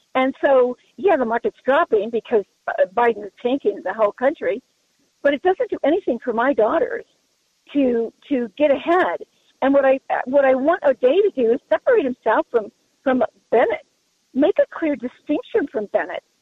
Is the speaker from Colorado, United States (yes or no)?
yes; Colorado, United States; I'm from Colorado, been around a long time.